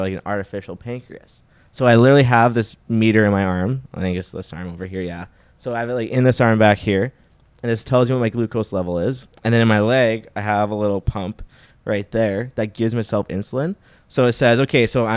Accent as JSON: {"language": "English", "town": "Saskatoon", "region": "Saskatchewan", "country": "Canada", "tie": "born or raised there", "moved": "yes", "said": "I came from Saskatoon, which is like at the time I was there, it was 250,000 when I was there"}